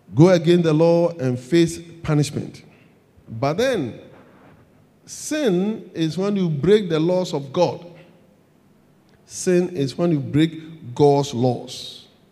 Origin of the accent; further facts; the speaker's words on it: Ghana; I'm a Ghanaian. I live in Ghana.